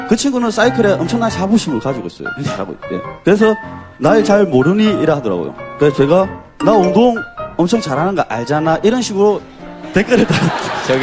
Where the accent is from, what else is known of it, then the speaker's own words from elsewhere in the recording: Gyeongsang, South Korea; 제가 경상도 사람이어가지고